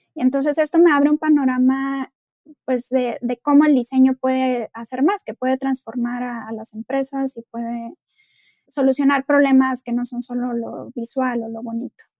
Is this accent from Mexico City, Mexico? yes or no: no; Monterrey, Nuevo León, Mexico; soy de Monterrey, estudié en el CEDIM